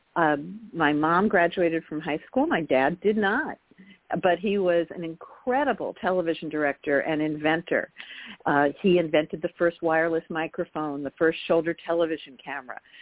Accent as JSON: {"language": "English", "town": "Garden City", "region": "New York", "country": "United States", "tie": "born or raised there", "said": "I grew up in Long Island, New York, in Garden City, outside of New York City"}